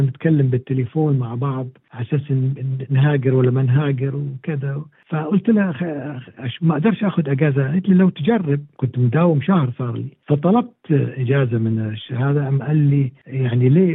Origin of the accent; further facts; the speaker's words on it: Kuwait; moved away as an adult; also born or lived in Cairo, Egypt / Iraq; now in Australia; أنا مولود في القاهرة أنا مصري الأب والأم مولود في القاهرة في سنة 54 ولكن مع اني تولدت في القاهره الا انه تركنا مصر في نفس 54 وانا عمري شهرين